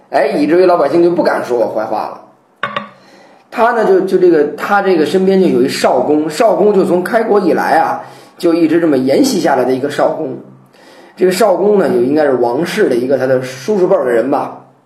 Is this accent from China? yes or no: yes; China; 我们中国人